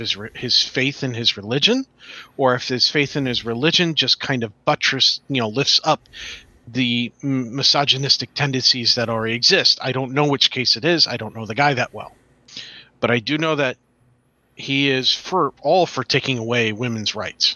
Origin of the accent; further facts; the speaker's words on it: New York, United States; I grew up in New York.